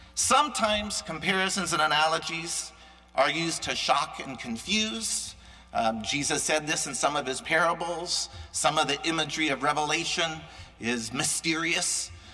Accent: United States; as an American

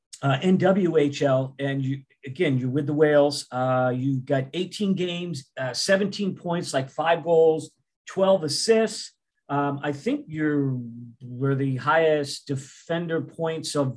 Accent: Boston, Massachusetts, United States; now in Tulsa, United States; I'm originally from the North Shore area, Boston

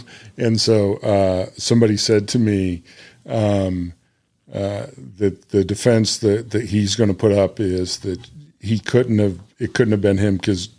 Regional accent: Illinois, United States; now in Little Rock, United States; So I grew up in Illinois where there is Old Style and Budweiser.

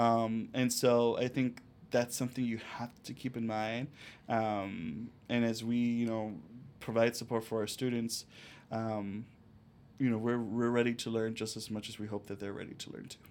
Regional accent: Chicago, Illinois, United States; also born or lived in Cicero, Illinois; I grew up in La Villita, Little Village, and Cicero

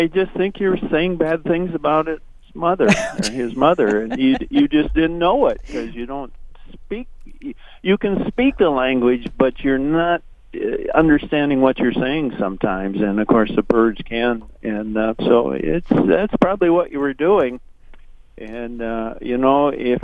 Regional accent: Minnesota, United States; I am from Minnesota

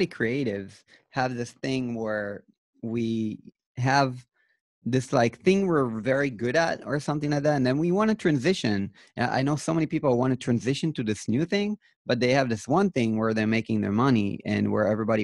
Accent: Israel; I'm from Israel

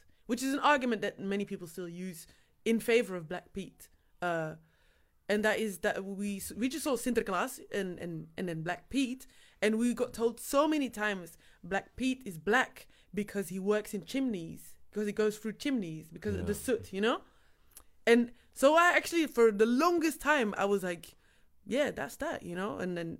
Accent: Kalmthout, Flanders, Belgium; Yes, I'm mixed. Yes. And I grew up actually in Kalmthout, which is a small village.

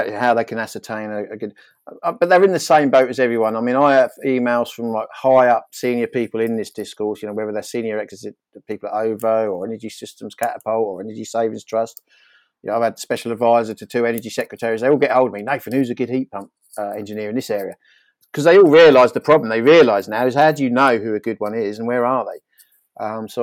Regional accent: Norfolk, East of England, United Kingdom; I grew up in Norfolk

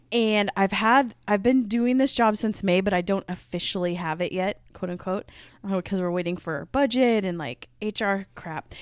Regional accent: Midwest, United States; accent: Midwest; my Midwest accent

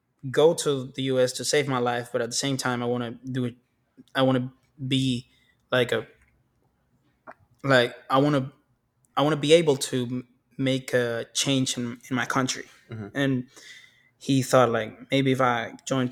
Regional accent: Maracaibo, Zulia, Venezuela; English is a second language; moved away as an adult; now in United States; I'm from Maracaibo

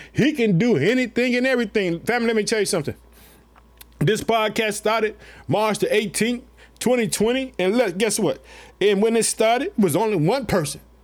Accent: Illinois, United States; also born or lived in Chicago; the state of Illinois, which is my home state. I live in the city of Chicago

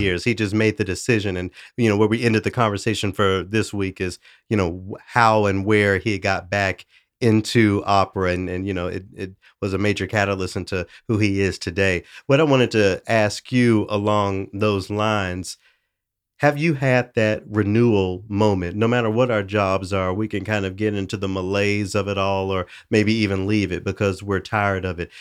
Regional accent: Memphis, Tennessee, United States; now in Saint Paul, United States; my hometown of Memphis

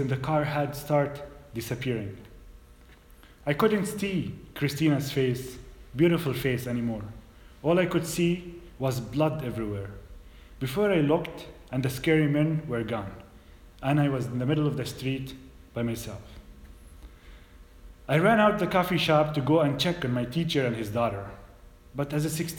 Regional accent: Bethlehem, West Bank, Palestine; moved away as an adult; now in United States; I'm a Muslim, Arab, Palestinian from Bethlehem. I grew up in the Dehesha refugee camp

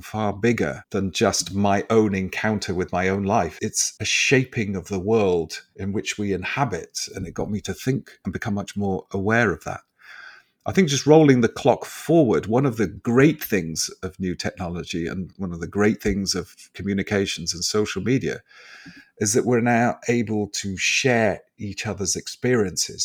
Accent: England, United Kingdom; are we so, as English people

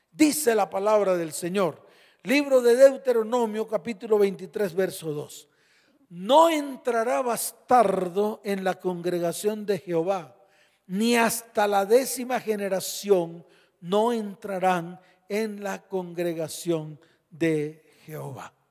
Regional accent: Colombia; born there; porque si yo nací en Colombia, soy hijo de esta nación.

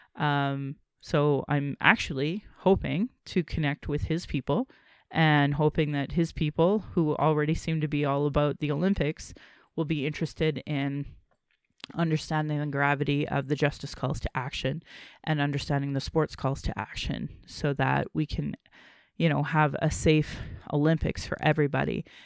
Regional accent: Calgary, Alberta, Canada; I was born in Calgary

